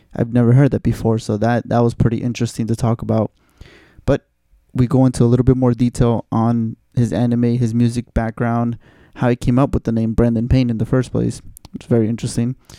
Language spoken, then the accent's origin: English; Mexico; moved away; I'm from Mexico